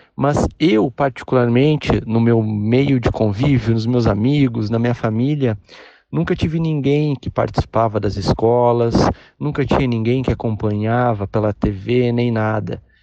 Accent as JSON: {"language": "Portuguese", "town": "Porto Alegre", "region": "Rio Grande do Sul", "country": "Brazil", "said": "Eu sou de Porto Alegre"}